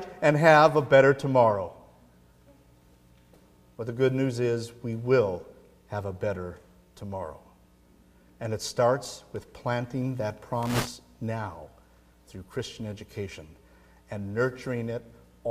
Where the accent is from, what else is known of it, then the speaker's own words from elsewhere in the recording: Midwest, United States; moved away; I grew up in the Midwest